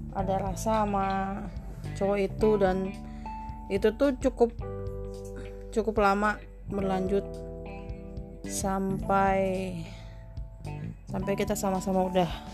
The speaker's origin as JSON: {"language": "Indonesian", "country": "Indonesia", "said": "Kita orang Indonesia"}